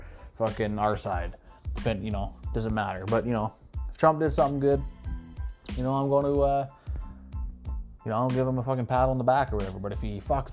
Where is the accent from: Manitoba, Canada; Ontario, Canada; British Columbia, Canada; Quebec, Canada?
Ontario, Canada; Sault Ste. Marie; we were supposed to play this show April 9th at the Canadian here in my hometown